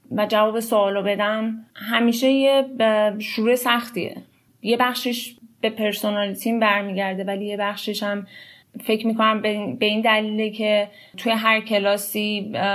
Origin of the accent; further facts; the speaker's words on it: Iran; moved away as an adult; now in United States; من الان هشت ساله که از ایران مهاجرت کردم لیسانس هم رو تو ایران خوندم